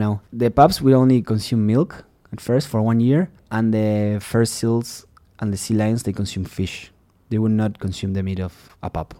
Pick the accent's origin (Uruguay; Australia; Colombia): Uruguay; English is a second language; moved away as an adult; also born or lived in Texas; now in United States; I'm from Uruguay